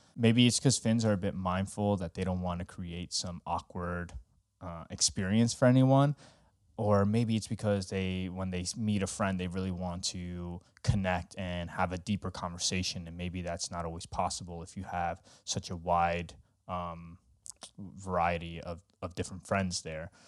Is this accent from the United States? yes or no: yes; New York, United States; now in Finland; I'm originally from New York